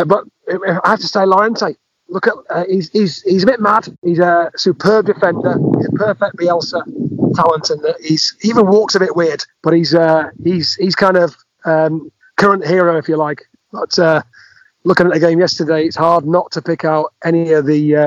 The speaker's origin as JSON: {"language": "English", "town": "Leeds", "region": "Yorkshire and the Humber", "country": "United Kingdom", "said": "I'm from Leeds"}